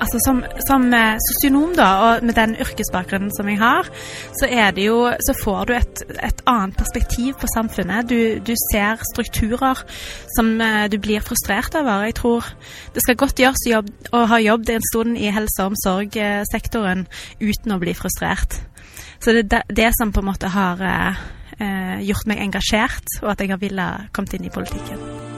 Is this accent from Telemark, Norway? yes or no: no; Haugalandet, Rogaland, Norway; moved away as an adult; now in Stavanger, Norway; jeg er opprinnelig fra Haugalandet